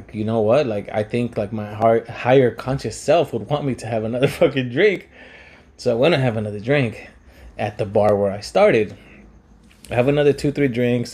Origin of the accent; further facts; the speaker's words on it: Pico Rivera, California, United States; I'm from Pico